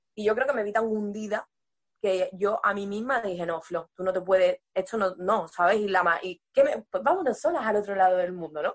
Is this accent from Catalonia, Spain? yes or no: no; Seville province, Andalusia, Spain; moved away as an adult; yo soy sevillana, soy, mi familia es de la ciudad, de Sevilla a Sevilla, pero yo en realidad ellos se mudaron a un pueblo y yo me he criado en ese pueblo